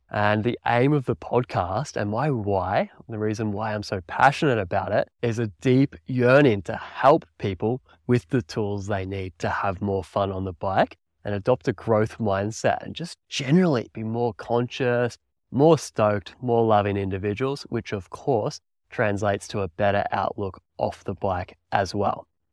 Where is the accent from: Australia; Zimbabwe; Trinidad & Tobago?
Australia; country Victoria; moved away as an adult; also born or lived in New Zealand; I'm originally from Australia. I grew up in country Victoria there, riding bikes